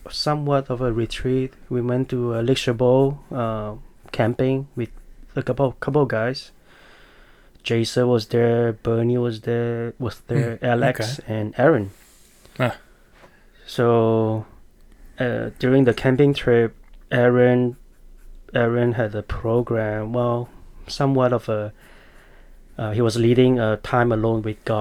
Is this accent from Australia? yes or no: no; Malaysia; moved away as an adult; now in United States; I was born in Malaysia